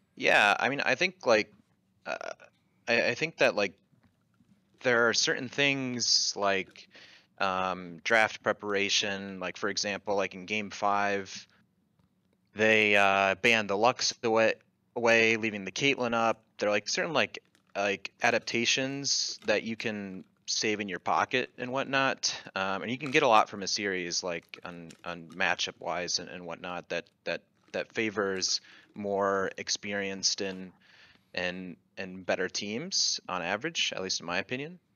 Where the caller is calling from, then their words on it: Chapel Hill, North Carolina, United States; I am calling from Chapel Hill, North Carolina